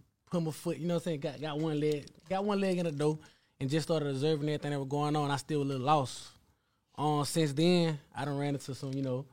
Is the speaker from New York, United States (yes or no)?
no; Milledgeville, Georgia, United States; I'm from Millersville, Georgia. You know, middle Georgia